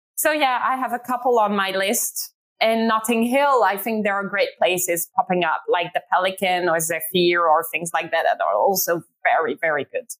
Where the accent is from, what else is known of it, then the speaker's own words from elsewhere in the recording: Ghent, Flanders, Belgium; moved away as an adult; now in London, United Kingdom; Ghent, because it's my hometown